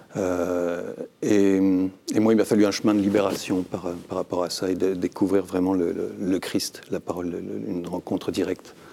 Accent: Saint-Cloud, Île-de-France, France; also born or lived in Brittany; je suis un breton de Paris. Je suis né à, Saint-Cloud

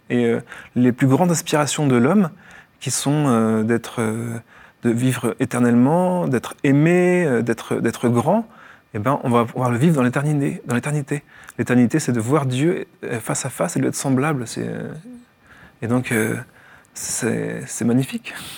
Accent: Morlaix, Finistère, Brittany, France; moved away as an adult; also born or lived in Paris region; now in Lourdes, France; je suis né en Bretagne, à Morlin-Finistère-Nord

